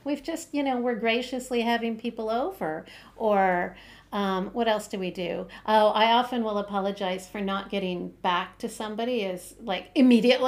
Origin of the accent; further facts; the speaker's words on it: Canada; I'm Canadian